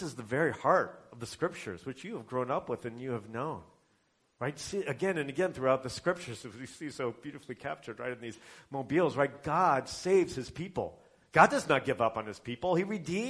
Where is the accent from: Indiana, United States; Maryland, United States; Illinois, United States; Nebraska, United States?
Indiana, United States; I'm from Indiana